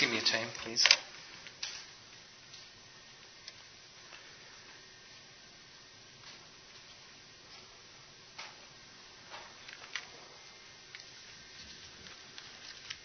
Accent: Ethiopia; moved away; also born or lived in north India; I am ethnically and culturally an Indian, but I grew up in Africa, in Ethiopia

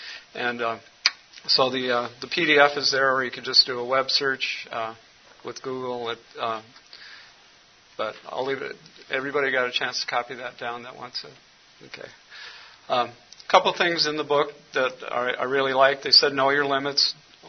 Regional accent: Cameroon; born there; also born or lived in United States; I was born in Cameroon, West Africa. My parents were missionaries there. So I got an early introduction to missions. Came back to the United States, got educated

